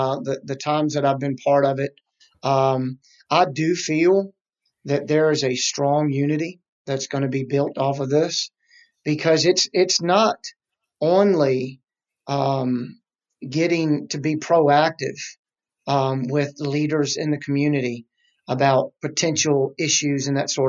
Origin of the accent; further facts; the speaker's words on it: Petersburg, Virginia, United States; also born or lived in South Hill; I was born and raised. I was born in Petersburg, Virginia. Real short. Ended up living in South Hill, Virginia, which is on the border of North Carolina near Lake Gaston.